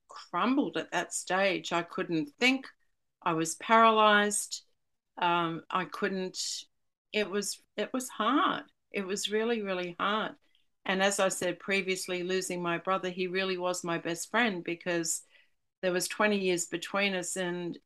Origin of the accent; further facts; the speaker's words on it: Sydney, New South Wales, Australia; I'm from Sydney